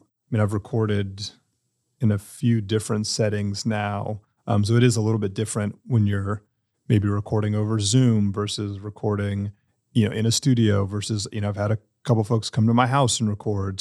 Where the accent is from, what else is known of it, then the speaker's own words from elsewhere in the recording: Durham, North Carolina, United States; I was born and raised here. I didn't go off anywhere